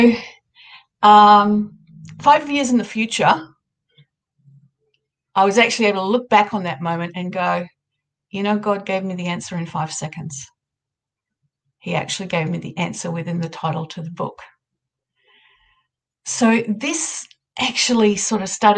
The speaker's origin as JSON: {"language": "English", "country": "Australia", "accent": "Australian", "said": "I'm an Australian. You'd be able to tell by my accent. It's the next day here"}